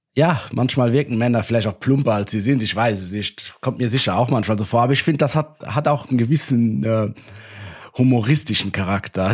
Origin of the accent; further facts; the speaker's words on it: Luxembourg; aus meiner Heimat